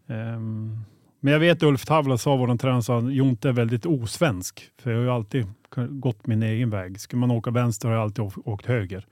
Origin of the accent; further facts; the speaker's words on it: Boliden, Västerbotten County, Sweden; also born or lived in Skellefteå; född och uppvuxen i Boliden. Det är ungefär 2,8 mil från Skellefteå